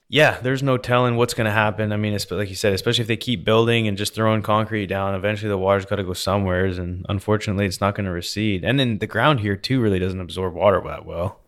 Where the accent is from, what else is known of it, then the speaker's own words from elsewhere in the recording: Canada; now in United States; growing up in Canada, we always hang our own Christmas lights